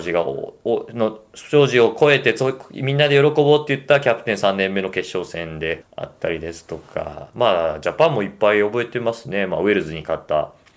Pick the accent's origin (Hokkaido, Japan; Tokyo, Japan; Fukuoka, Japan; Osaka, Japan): Osaka, Japan; 僕、大阪人